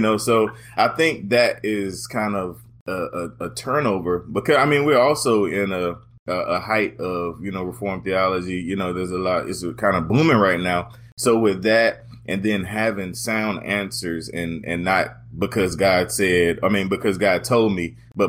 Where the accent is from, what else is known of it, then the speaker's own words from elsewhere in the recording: North Carolina, United States; I'm originally from Eastern North Carolina, and most people tell me I don't sound like it